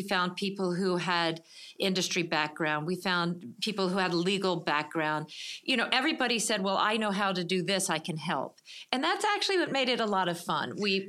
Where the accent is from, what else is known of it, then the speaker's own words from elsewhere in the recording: Charleston, South Carolina, United States; moved away as an adult; now in Montclair, United States; I and my husband grew up in Charleston, South Carolina.